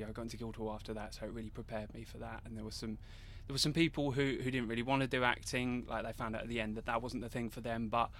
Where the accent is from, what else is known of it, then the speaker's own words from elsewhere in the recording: Gravesend, South East England, United Kingdom; moved away as an adult; now in Bromley, United Kingdom; I originally grew up in Gravesend and now live in Bromley